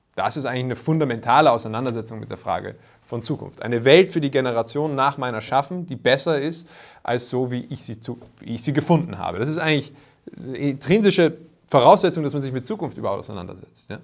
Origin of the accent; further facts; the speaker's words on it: Vienna, Austria; bei uns in Wien